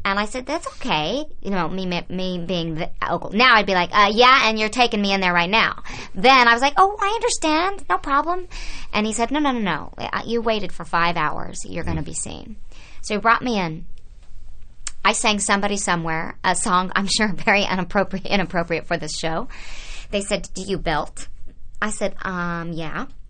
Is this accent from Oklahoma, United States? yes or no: yes; Oklahoma, United States; moved away; I was a kid growing up in Oklahoma